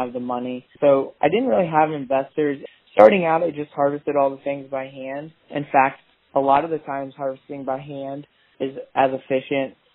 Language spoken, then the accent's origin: English; Northeast Missouri, United States; I am from Northeast Missouri, and I harvest native prairie plants